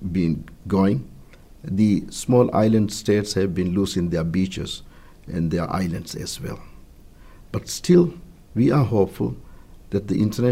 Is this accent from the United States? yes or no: no; Maldives; My home country, the Maldives